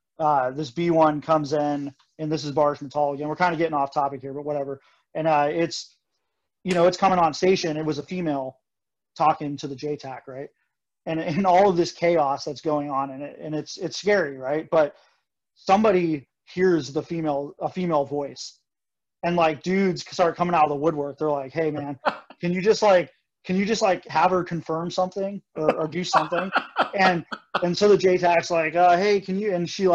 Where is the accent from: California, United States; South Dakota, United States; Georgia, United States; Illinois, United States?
South Dakota, United States; so I'm from South Dakota, which is where the B-1 bombers, you know, or my dad was in the Air Force at Ellsworth.